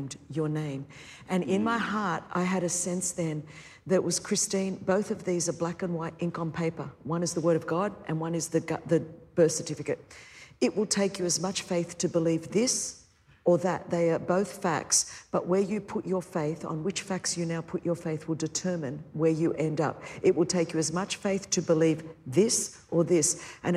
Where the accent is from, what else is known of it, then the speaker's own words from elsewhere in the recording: Sydney, New South Wales, Australia; I grew up in Sydney, Australia. That's my accent.